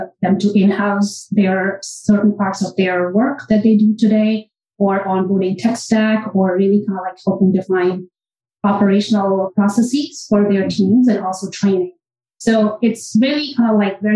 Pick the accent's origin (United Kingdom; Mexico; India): India; moved away as an adult; now in New York City, United States; I am born and raised in India, and I've kind of like done my education in India, and I moved here probably around 20 years ago